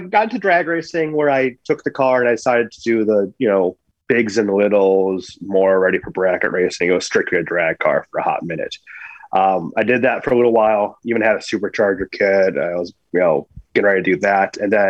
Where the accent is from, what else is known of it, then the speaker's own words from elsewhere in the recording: Camp Lejeune, North Carolina, United States; born there; So I was born on Camp Lejeune.